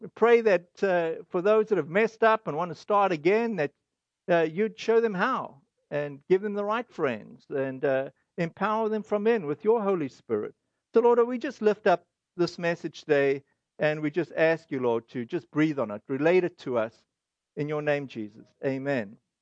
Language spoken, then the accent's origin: English; South Africa; now in United States; this is our South African, uh, heritage